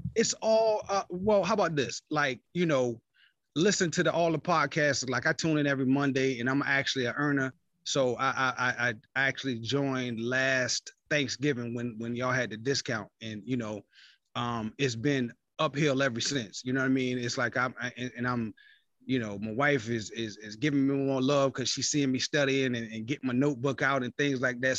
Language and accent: English; Virginia, United States; also born or lived in East Point, Atlanta, Georgia; now in Atlanta, United States; I'm from Virginia, man, but I live in Atlanta, though